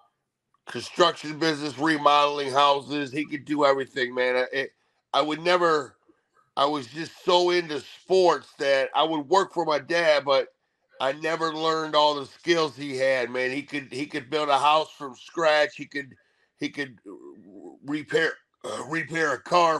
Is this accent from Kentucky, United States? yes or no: no; Ohio, United States; also born or lived in Columbus, Ohio; I'm from Ohio, man. I've been in Ohio my whole life. I live in Columbus, Ohio for the last 30, 40 years, but I grew up 2 hours north